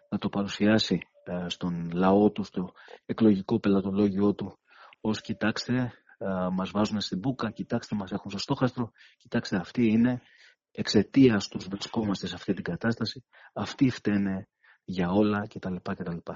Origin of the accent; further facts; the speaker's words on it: Greece; σαν Έλληνες